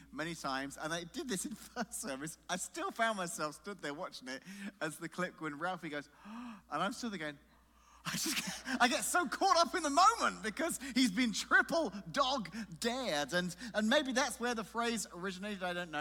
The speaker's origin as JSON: {"language": "English", "region": "England", "country": "United Kingdom", "tie": "born or raised there", "moved": "yes", "said": "I grew up in England"}